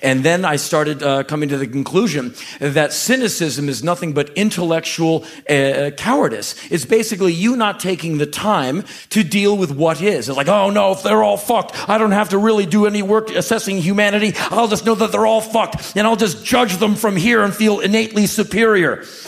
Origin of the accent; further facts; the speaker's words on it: Washington, District of Columbia, United States; moved away as an adult; I grew up in Washington, D C